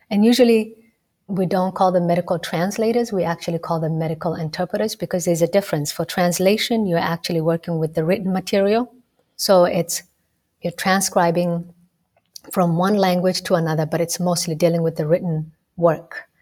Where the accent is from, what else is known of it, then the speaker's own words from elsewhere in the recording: Rift Valley, Kenya; You know, I grew up in Kenya. I grew up in a very multicultural, multilingual society in a small town in the Rift Valley province.